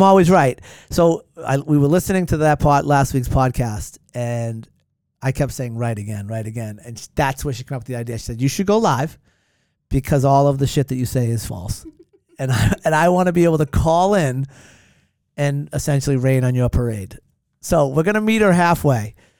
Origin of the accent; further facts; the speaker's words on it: Hanover, Massachusetts, United States; moved away as an adult; now in Duxbury, United States; My hometown's Hanover